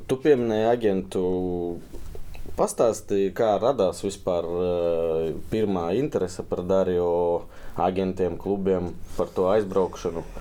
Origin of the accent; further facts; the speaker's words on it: Ilūkste, Selonia, Latvia; es no Ilūkstas